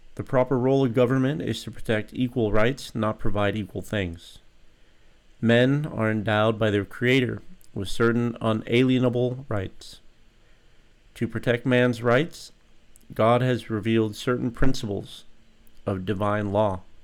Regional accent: United States; as an American citizen

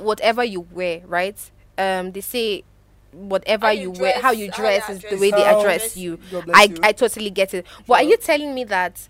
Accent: Abuja, Federal Capital Territory, Nigeria; I was born and brought up here.

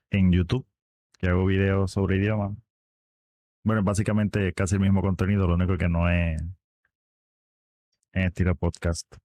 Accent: Puerto Rico; Soy de Puerto Rico.

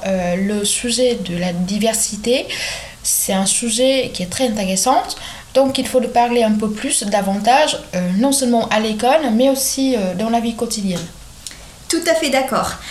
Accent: Vietnam; moved away as an adult; now in France; je suis vietnamienne et ça fait bientôt 4 ans que je vis en France

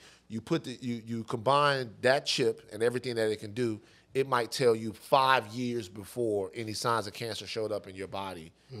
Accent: Baton Rouge, Louisiana, United States; now in California, United States; somebody growing up in Baton Rouge

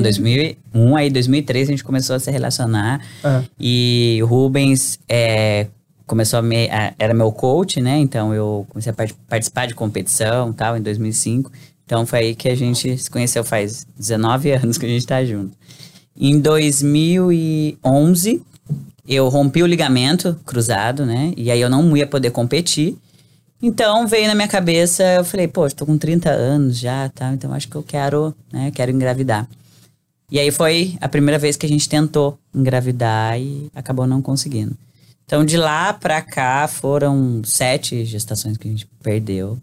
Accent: Brazil; moved away as an adult; now in United States; a gente é brasileiro

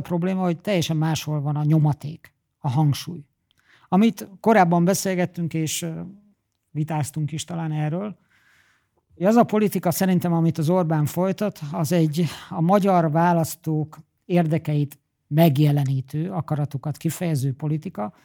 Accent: Hungary; Én oda mennék mint magyar Franciaországban

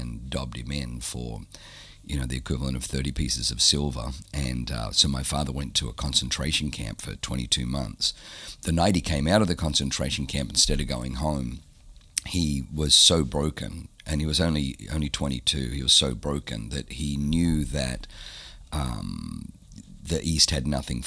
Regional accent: Australia; also born or lived in Southern Germany; I was born in Germany, but I was growing up in Australia

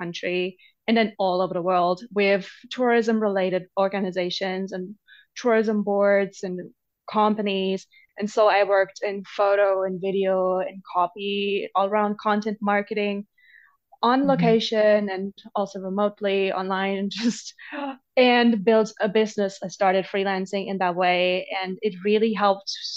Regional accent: Germany; moved away; growing up in Germany

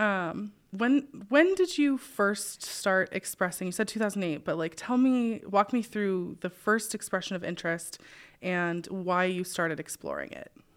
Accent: Spokane, Washington, United States; I grew up in Spokane

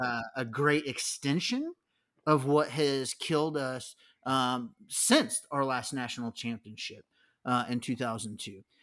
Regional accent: San Diego, California, United States; moved away; I grew up in San Diego

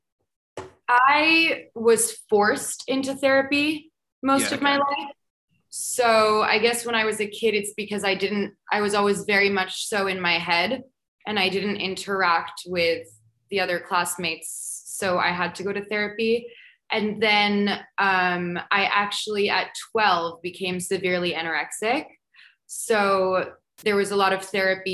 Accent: New York, United States; moved away as an adult; also born or lived in Paris, France / Portugal; I grew up in America, but I grew up in New York

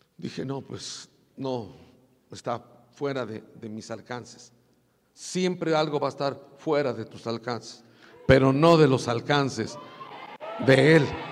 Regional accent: Puebla, Mexico; moved away; yo parecía puro indito de mi pueblo, de Puebla

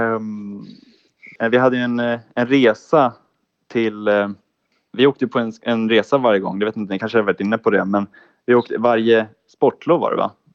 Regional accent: Täby, Stockholm County, Sweden; moved away as an adult; also born or lived in Ludvika; now in Jönköping, Sweden; jag är ursprungligen från Täby

